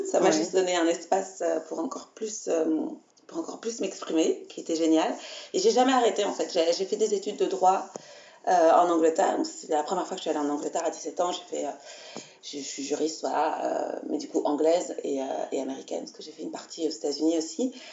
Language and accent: French; Belgium; je suis belge, donc je suis née ici